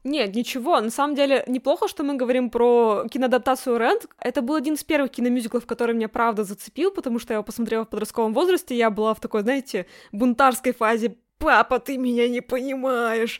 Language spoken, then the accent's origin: Russian; the Urals, Russia; Я росла на Урале